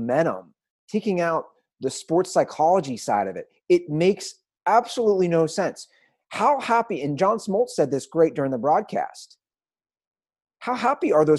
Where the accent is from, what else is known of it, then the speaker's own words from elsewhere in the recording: Cincinnati, Ohio, United States; my hometown Reds